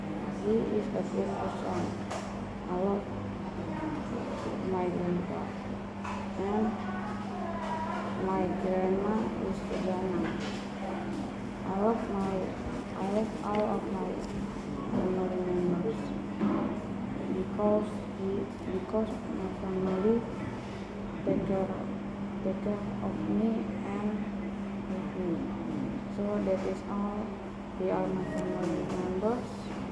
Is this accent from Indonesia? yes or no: yes; Malang, East Java, Indonesia; now in Jakarta, Indonesia; I am from Malang, but now I live in Jakarta with my family.